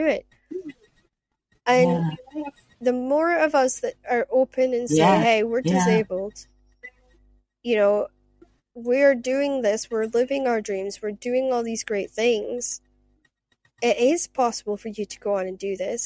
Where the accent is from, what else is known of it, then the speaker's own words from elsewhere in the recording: Shetland, Scotland, United Kingdom; moved away; also born or lived in Aberdeen; I spent half my life in Aberdeen, and with Shetland Times, because I come from Shetland